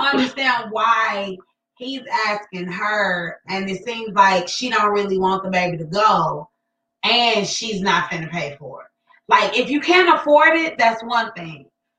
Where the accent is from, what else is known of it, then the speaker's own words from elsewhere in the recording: Gary, Indiana, United States; I was born in Gary.